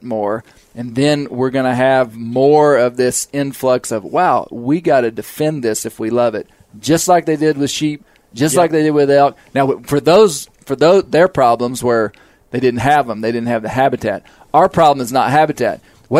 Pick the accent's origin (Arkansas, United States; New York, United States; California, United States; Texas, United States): Arkansas, United States; I'm from Arkansas, a place that people nationally wouldn't know as a bear state.